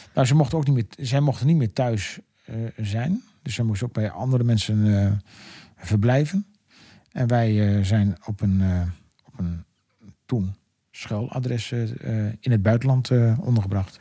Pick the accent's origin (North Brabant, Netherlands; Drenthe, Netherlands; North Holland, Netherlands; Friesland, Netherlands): Drenthe, Netherlands; Emmen; moved away as an adult; now in Westland, Netherlands; ik ben natuurlijk geboren en getogen in Emmenaar